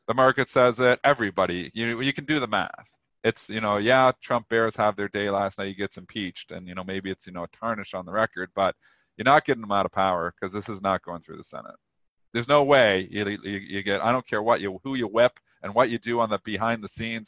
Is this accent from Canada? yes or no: yes; Canada; I'm Canadian